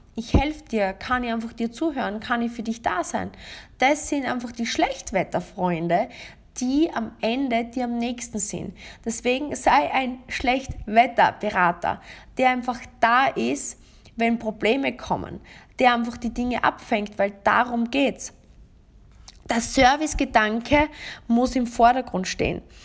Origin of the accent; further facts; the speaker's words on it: Austria; bei uns in Österreich